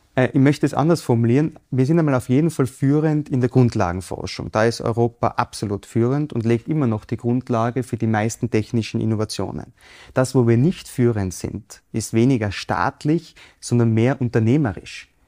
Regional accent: Innsbruck, Tyrol, Austria; Ich bin in Innsbruck aufgewachsen.

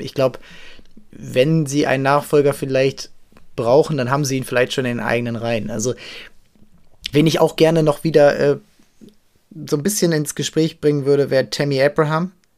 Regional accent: Hamburg, Germany; ich äh, habe ihn natürlich als Hamburger

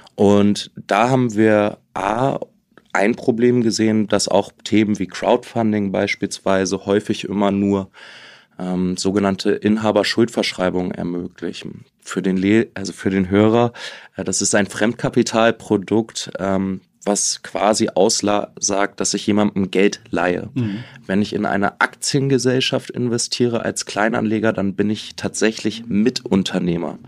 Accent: Germany; now in Liechtenstein; als Deutscher

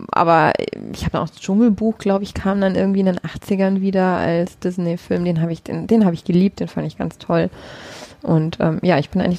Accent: Munich, Bavaria, Germany; weil ich bin ja Münchnerin

